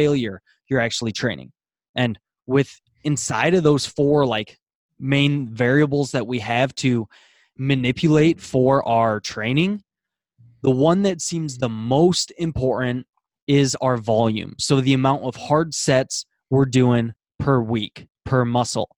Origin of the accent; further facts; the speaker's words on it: Iowa, United States; I am from America, Iowa, United States